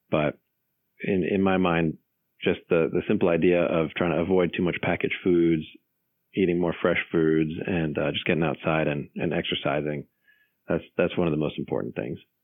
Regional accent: Los Angeles, California, United States; moved away as an adult; also born or lived in North Carolina / Northern Virginia; now in Virginia, United States; I grew up in Los Angeles

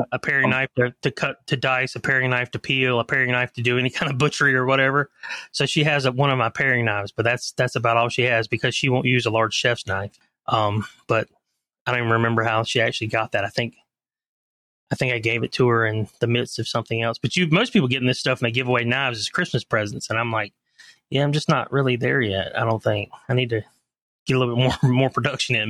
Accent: Leland, North Carolina, United States; also born or lived in Charlotte, North Carolina / Atlanta, Georgia; I grew up in a little town outside of Wilmington, North Carolina called Leland, North Carolina

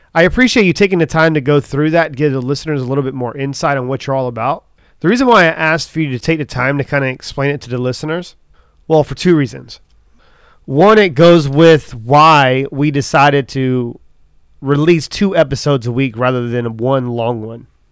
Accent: Charleston, South Carolina, United States; I'm from Charleston, South Carolina

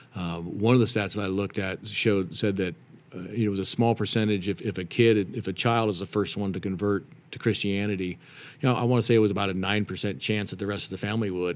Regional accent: Reno, Nevada, United States; moved away as an adult; also born or lived in Denver, Colorado; I grew up in Reno, Nevada

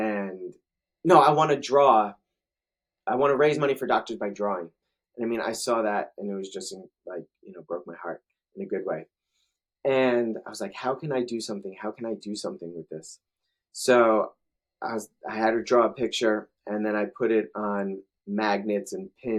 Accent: New Jersey, United States; now in Charlotte, United States; me being born and raised in New Jersey

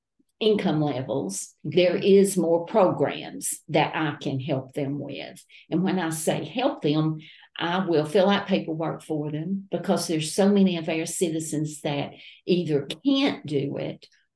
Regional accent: Grainger County, Shiloh community near Cherokee Dam, Tennessee, United States; My parents moved to Grainger County when I was 6 weeks old.

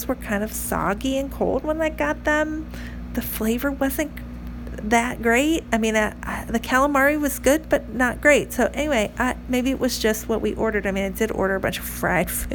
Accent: North Carolina, United States; I'm from North Carolina

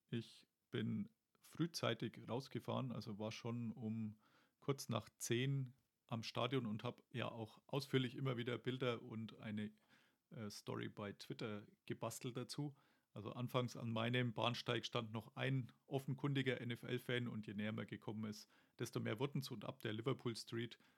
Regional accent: Germany; nee, nee, so oft bin ich ja nicht hier und außerdem bin ich ja aus Deutschland.

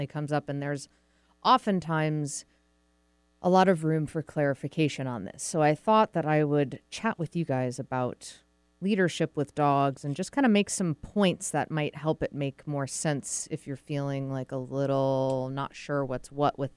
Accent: Massachusetts, United States; moved away as an adult; also born or lived in Vermont; now in Seattle, United States; I'm from New England originally, grew up in Massachusetts, went to school in Vermont, college in Vermont.

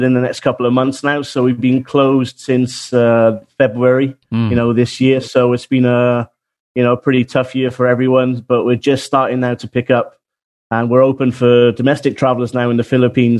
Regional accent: Wales, United Kingdom; now in New Zealand; I'm actually from Wales in the UK

